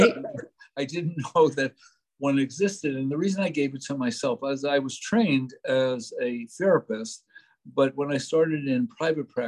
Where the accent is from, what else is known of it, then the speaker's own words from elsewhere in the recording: New York City, New York, United States; I was brought up in New York City